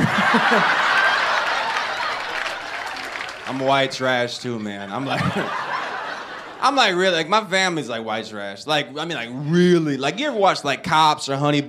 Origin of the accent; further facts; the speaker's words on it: Alabama, United States; I'm from Alabama.